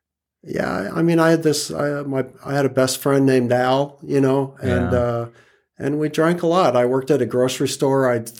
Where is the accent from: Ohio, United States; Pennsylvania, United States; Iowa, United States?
Iowa, United States; in Iowa.